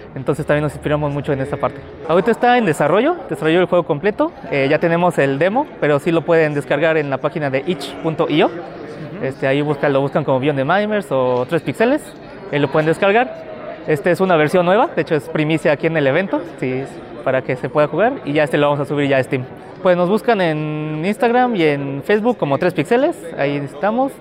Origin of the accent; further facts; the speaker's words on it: San Luis Potosí, Mexico; yo vengo de San Luis Potosí